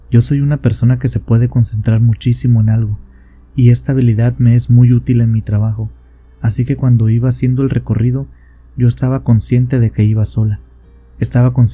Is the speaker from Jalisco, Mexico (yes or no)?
no; La Paz, Baja California Sur, Mexico; born there; A mí me pasó en un hospital de la ciudad donde yo nací, en la ciudad de La Paz, Baja California Sur.